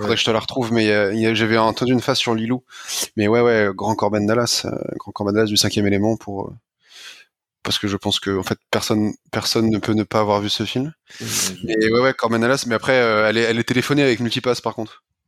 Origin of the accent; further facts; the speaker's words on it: France; je le dis en français parce que je suis un français